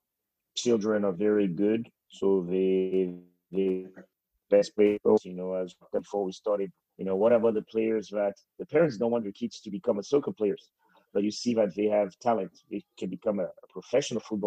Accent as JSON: {"language": "English", "country": "Togo", "said": "I'm from Togo"}